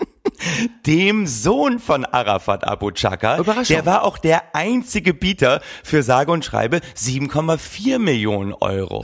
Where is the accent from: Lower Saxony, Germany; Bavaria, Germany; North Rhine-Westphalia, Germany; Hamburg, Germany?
Lower Saxony, Germany; Oldenburg; ich komme ja äh, aus Oldenburg